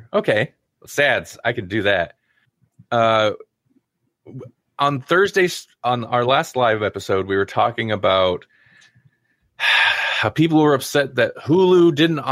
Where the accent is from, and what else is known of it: Nebraska, United States